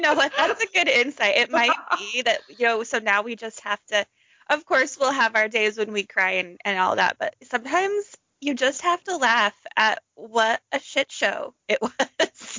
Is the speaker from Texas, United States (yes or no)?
no; Orem, Utah, United States; I grew up in Orem, Utah, right next to BYU